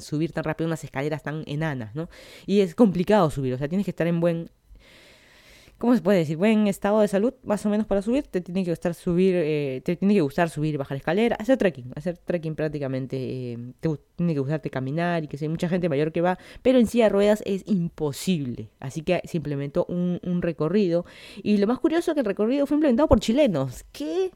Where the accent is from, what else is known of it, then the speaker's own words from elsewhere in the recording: Lima, Peru; moved away as an adult; now in Miami, United States; yo soy de Lima, Perú, me mudé hace casi dos años aquí a Estados Unidos para estudiar mi maestría